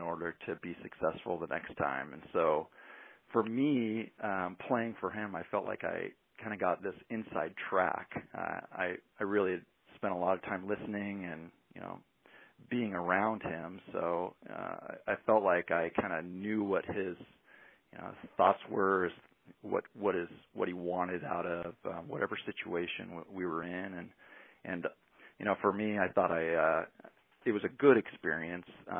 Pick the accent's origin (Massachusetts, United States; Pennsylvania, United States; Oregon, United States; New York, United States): Oregon, United States; Cottage Grove; also born or lived in Ashland, Oregon / Corvallis, Oregon; I grew up in Cottage Grove and played basketball in high school